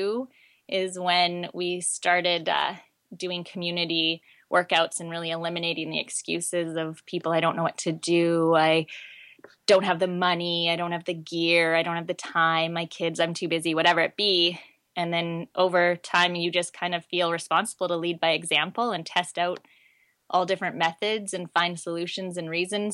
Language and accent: English; Vancouver, British Columbia, Canada; also born or lived in Okanagan Valley; I'm from Vancouver